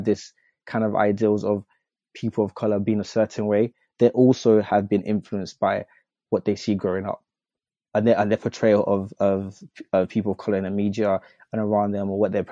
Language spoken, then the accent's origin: English; United Kingdom; I'm a British citizen